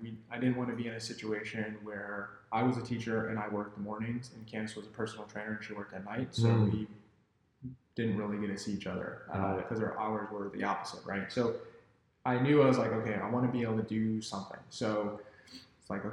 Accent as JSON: {"language": "English", "town": "Chicago", "region": "Illinois", "country": "United States", "moved": "as an adult", "lives_now": "Taiwan", "said": "I'm originally from Chicago, and I moved out to Taiwan about 9 years ago"}